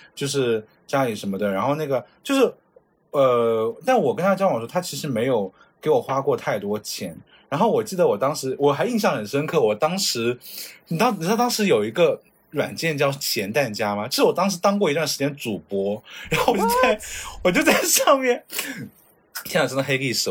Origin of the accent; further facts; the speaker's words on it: China; now in Japan; 咱就是中国人